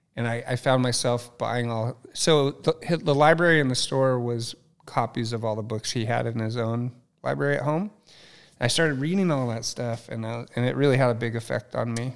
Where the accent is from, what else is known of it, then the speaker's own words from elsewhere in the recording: Ojai, California, United States; also born or lived in Ventura; I'm Ojai. So I grew up in Ventura, Ojai.